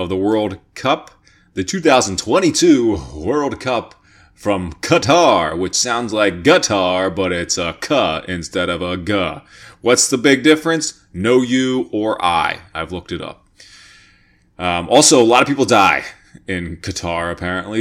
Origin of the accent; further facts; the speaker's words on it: York, Pennsylvania, United States; I am from York, Pennsylvania